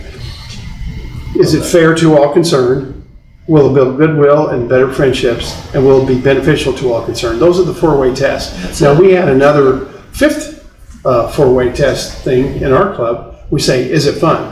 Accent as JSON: {"language": "English", "town": "Tulsa", "region": "Oklahoma", "country": "United States", "tie": "born or raised there", "said": "my hometown, Tulsa"}